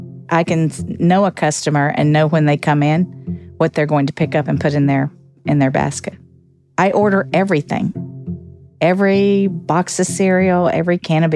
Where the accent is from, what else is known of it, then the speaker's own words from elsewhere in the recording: Virginia, United States; born there; also born or lived in Alaska / Missouri / Georgia / Alabama; And grew up all over the country. I was born in Virginia, lived in Alaska, Missouri, Georgia, Alabama. Just grew up all over the place.